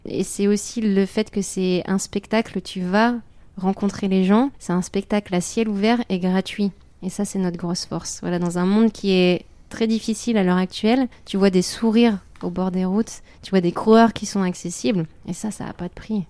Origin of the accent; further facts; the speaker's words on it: Ch'ti, Hauts-de-France, France; c'était dans le nord, donc moi je suis une ch'ti, il y avait toute ma famille